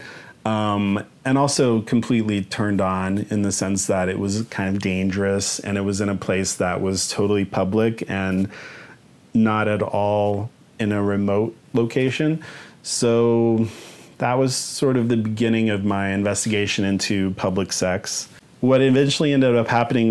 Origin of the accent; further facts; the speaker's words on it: Wichita, Kansas, United States; moved away; my hometown in Wichita, Kansas